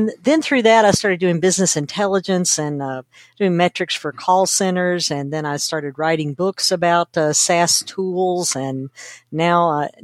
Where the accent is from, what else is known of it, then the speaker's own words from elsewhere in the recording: Kentucky, United States; I grew up in Kentucky, which is a very rural area